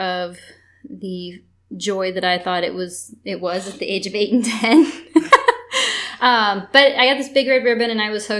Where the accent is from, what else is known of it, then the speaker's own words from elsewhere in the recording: Indiana, United States; moved away as an adult; also born or lived in Oregon / Connecticut / Arkansas; now in Atlanta, United States; I'm originally from Indiana, but I'm loving Atlanta